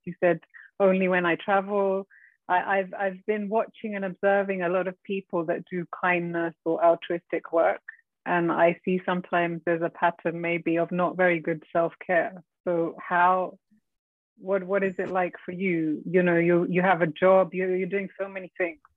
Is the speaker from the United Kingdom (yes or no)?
yes; England, United Kingdom; I say England